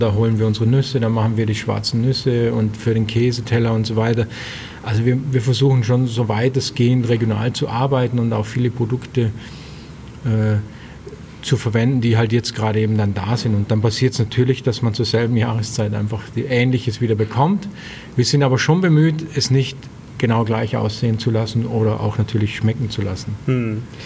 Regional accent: Austria; also born or lived in Bregenz / Rust; now in Germany; bei uns in Österreich

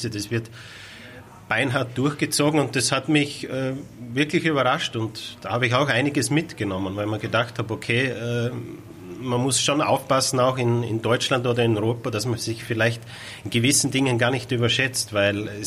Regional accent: Styria, Austria; ich komme aus Österreich, aus der Steiermark. Äh, der Weg von der Steiermark nach Hamburg bin ich selbst mit dem Auto gefahren.

